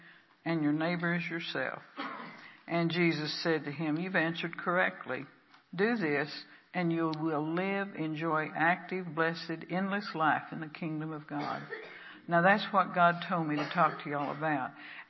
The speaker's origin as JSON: {"language": "English", "region": "Texas", "country": "United States", "moved": "yes", "lives_now": "Pacific Northwest, United States", "said": "I'm from the South. I'm from Texas."}